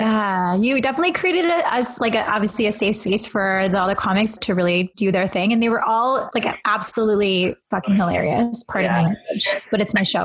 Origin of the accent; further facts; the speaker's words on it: Canada; I grew up here